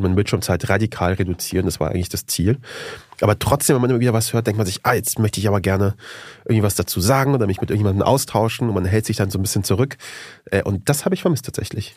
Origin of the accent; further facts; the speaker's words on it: Germany; also born or lived in Afghanistan (ancestry); bei uns zu Hause in Deutschland